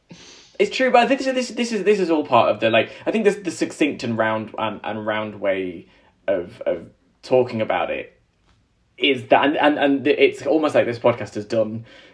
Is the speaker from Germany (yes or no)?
no; England, United Kingdom; because I'm English